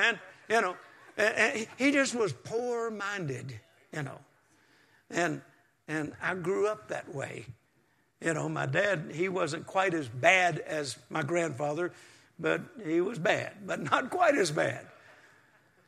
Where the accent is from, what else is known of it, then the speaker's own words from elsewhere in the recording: Mississippi, United States; now in Texas, United States; I was born in Mississippi on a farm, and we didn't even have indoor plumbing until 1957